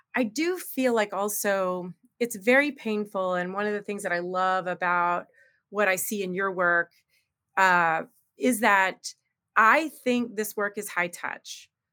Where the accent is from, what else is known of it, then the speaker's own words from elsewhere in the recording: United States; I'm very American